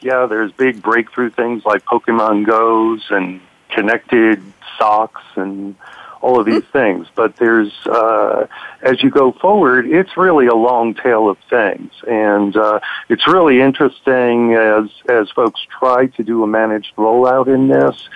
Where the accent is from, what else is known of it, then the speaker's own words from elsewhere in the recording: New York City, New York, United States; now in Aspen, United States; I grew up in New York City